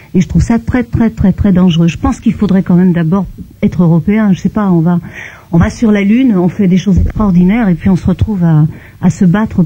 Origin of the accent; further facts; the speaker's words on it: Belgium; now in France; Je viens de Belgique